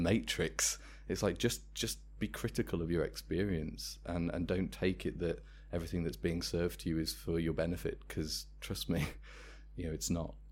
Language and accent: English; Worcester, West Midlands, United Kingdom; I'm from Worcester, that's where the company was founded